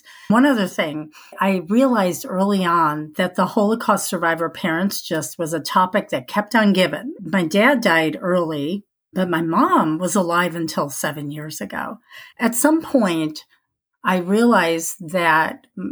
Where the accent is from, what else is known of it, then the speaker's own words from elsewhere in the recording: Skokie, Illinois, United States; moved away; also born or lived in Chicago / Arizona; I was born in Chicago, but my parents moved to Skokie, Illinois, when I was 6 months old